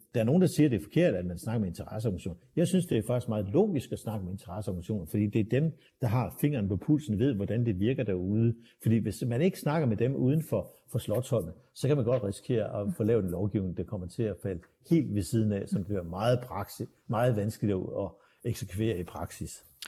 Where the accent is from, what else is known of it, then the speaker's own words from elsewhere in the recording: Aarhus, Central Denmark Region, Denmark; tilbage i min barndom i, i i 60'erne og 70'erne, øh, så kunne øh, min far kigge i vejviseren fra Åbihøj, hvor jeg kommer fra